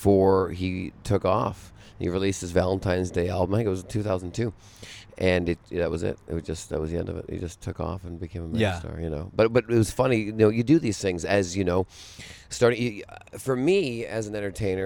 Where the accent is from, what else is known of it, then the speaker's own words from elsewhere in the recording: Vancouver, British Columbia, Canada; I'm from Canada, so Vancouver